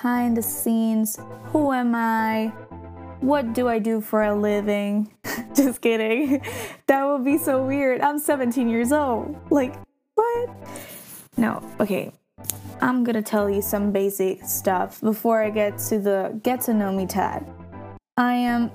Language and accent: English; near Milan, Lombardy, Italy; moved away; also born or lived in Central Italy; I was born in Middle Italy, but I grew up in a town that is like not close to Milan, but let's say in the surroundings, kind of. So like around 30 kilometers away from it